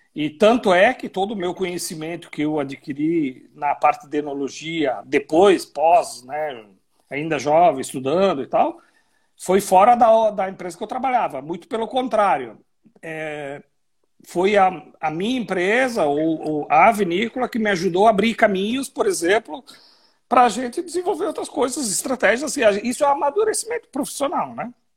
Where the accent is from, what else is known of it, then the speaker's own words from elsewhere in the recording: Cotiporã, Rio Grande do Sul, Brazil; moved away; a minha família lá em Cotiporã, onde eu nasci